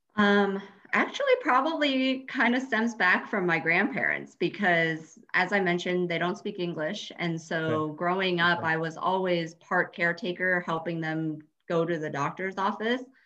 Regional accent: Colorado, United States; I am actually a Colorado native, um, born and raised in Colorado.

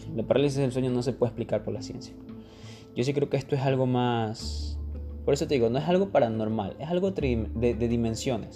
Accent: Ecuador; acá en mi país, en Ecuador

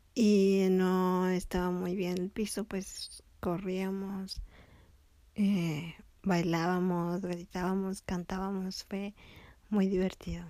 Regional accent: León, Guanajuato, Mexico; also born or lived in Tepic, Nayarit, Mexico; acá en León, donde vivíamos después de regresar de Tepic

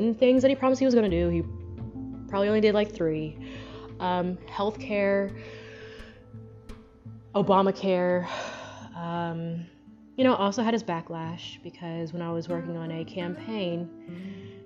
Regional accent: United States; I was born here. And as an American

